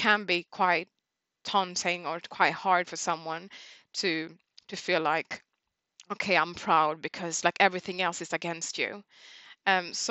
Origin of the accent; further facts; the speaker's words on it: Stockholm, Stockholm County, Sweden; moved away as an adult; also born or lived in Uganda; now in London, United Kingdom; I'm from Stockholm, Sweden, but I originate from Uganda, which is located in East Africa